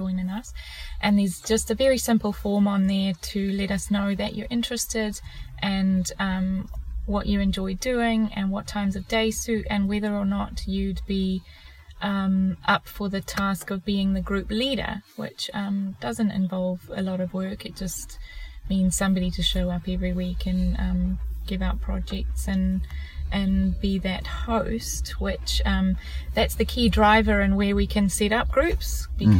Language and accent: English; Zimbabwe; now in New Zealand; I am originally from Zimbabwe.